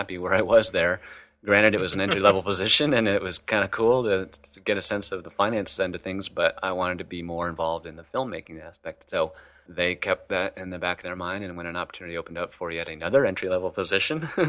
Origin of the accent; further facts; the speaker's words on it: Clifton Park, New York, United States; also born or lived in Ohio / Ithaca, New York; I grew up in New York, actually. New York's a big state, so not Manhattan. Upstate New York, like near the Albany area. It's actually a little town. It's not so little anymore, but Clifton Park